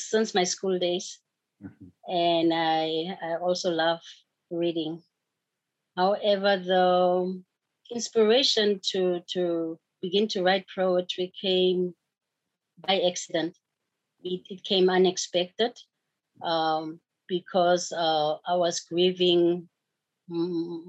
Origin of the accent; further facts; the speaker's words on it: South Africa; moved away; I started participating in my home country